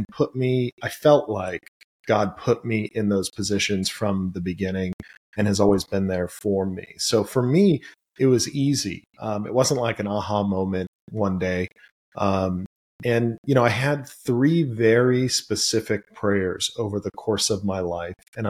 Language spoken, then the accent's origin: English; Los Angeles, California, United States; I grew up in Granada Hills, and which is the San Fernando Valley in Los Angeles, California